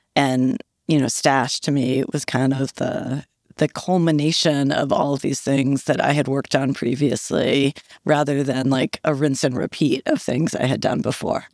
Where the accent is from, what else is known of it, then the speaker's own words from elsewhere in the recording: Philadelphia, Pennsylvania, United States; now in New York, United States; I'm actually from Philly